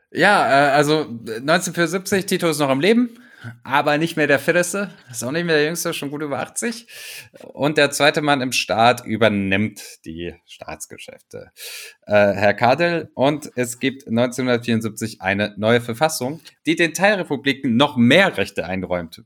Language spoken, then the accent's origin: German; Tuzla, Federation of Bosnia and Herzegovina, Bosnia & Herzegovina; in Tuzla, in meiner Geburtsstadt